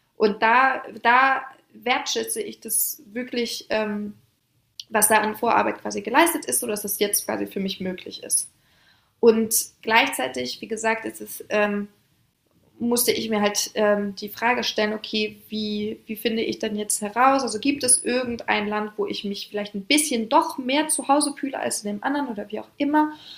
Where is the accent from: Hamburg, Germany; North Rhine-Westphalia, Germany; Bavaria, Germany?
Hamburg, Germany; also born or lived in Paris, France; bin gebürtige Französin. Das heißt, ich bin in einem Vorort die ersten Jahre aufgewachsen in Paris, Frankreich und bin mit ungefähr sechs, sieben Jahren nach Hamburg gezogen, nach Deutschland.